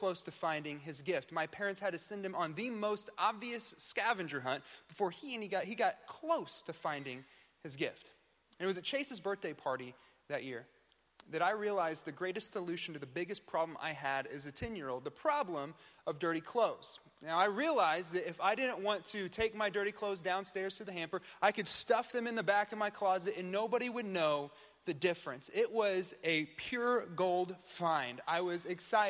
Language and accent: English; Tulsa, Oklahoma, United States; I'm from the Tulsa area